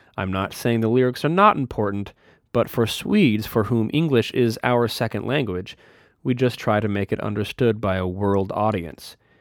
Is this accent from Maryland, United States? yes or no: no; Minot, North Dakota, United States; my hometown of Minot, North Dakota